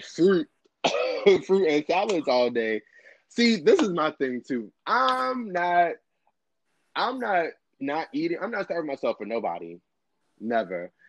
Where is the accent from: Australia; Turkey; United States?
United States; Chicago, Illinois; also born or lived in Brooklyn, New York / Canarsie, New York; now in DMV area, United States; I am originally from Chicago, born and raised, South Side, low end